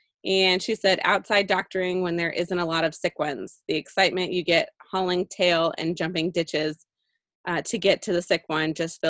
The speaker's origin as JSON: {"language": "English", "region": "California", "country": "United States", "tie": "born or raised there", "said": "She is from my hometown."}